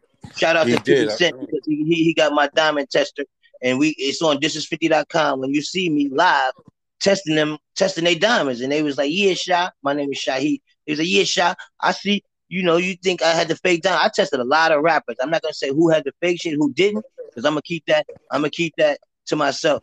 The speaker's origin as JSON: {"language": "English", "town": "New York City", "region": "New York", "country": "United States", "tie": "born or raised there", "said": "I'm from Harlem, I grew up in Alpo and them"}